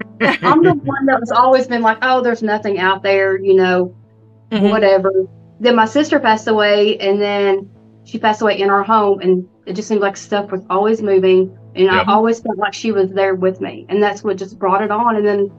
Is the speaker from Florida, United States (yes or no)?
no; Oneida, Kentucky, United States; now in Washington County, Indiana, United States; I'm from Oneida, Kentucky.